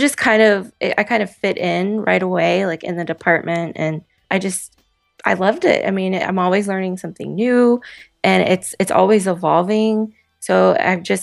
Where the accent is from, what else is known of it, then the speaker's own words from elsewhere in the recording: Florida, United States; moved away as an adult; now in Boston, United States; grew up in a small Florida town and kind of moved around Florida a lot